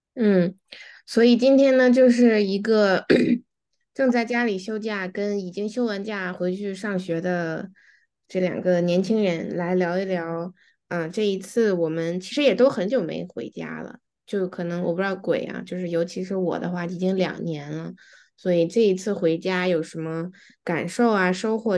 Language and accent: Chinese; Beijing, China; moved away; 我是在北京长大的